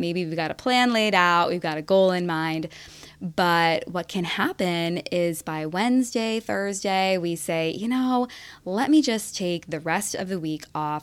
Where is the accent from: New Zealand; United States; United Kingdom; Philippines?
United States; Rocky River, Ohio; my hometown of Rocky River